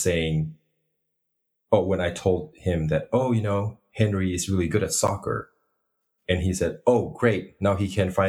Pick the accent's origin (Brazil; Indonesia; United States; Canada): Indonesia; I was born in Indonesia, but I am ethnically Chinese